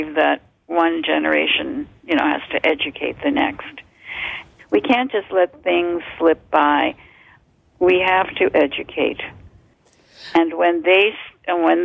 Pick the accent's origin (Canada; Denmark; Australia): Canada; born or raised there; also born or lived in Poland / Montreal / Toronto